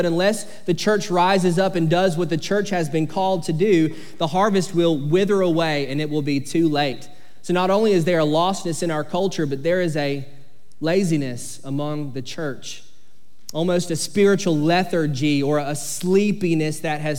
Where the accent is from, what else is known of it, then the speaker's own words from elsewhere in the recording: Sycamore, Georgia, United States; I grew up in Sycamore, Georgia, and when you grow up in a small town in South Georgia called Sycamore